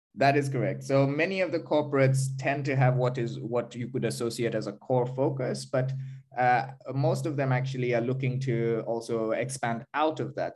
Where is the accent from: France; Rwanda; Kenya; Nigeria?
Kenya; now in Berlin, Germany; I am Kenyan